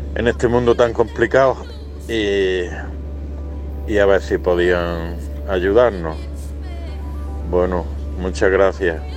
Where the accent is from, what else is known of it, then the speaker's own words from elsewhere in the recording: Granada, Andalusia, Spain; yo soy de aquí de Granada